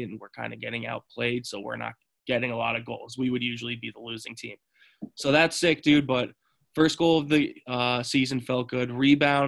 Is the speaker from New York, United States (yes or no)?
yes; Saratoga Springs, New York, United States; moved away; we grew up in Saratoga